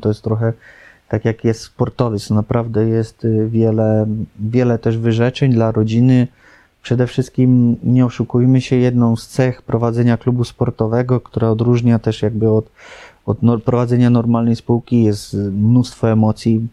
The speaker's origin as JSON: {"language": "Polish", "town": "Lubin", "region": "Lower Silesian Voivodeship", "country": "Poland", "tie": "born or raised there", "said": "wychowałem się w Lubinie"}